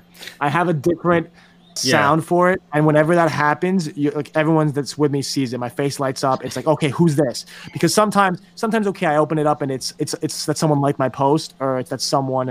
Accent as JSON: {"language": "English", "region": "New York", "country": "United States", "tie": "born or raised there", "said": "growing up in New York"}